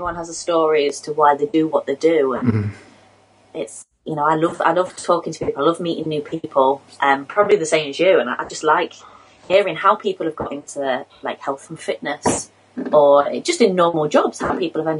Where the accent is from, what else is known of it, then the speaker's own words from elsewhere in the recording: England, United Kingdom; Although when I was on holiday, everybody thought I was from South Africa. Nobody thought I was from England.